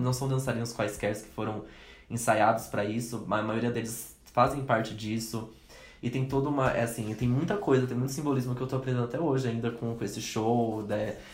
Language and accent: Portuguese; Brazil; a gente é brasileiro